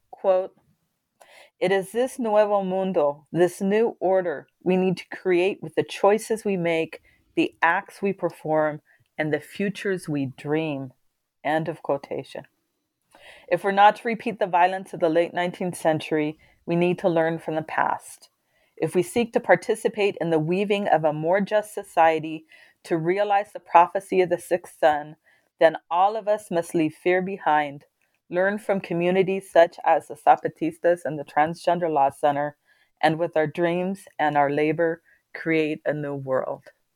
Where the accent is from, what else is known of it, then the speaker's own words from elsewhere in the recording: California, United States; moved away; I was from California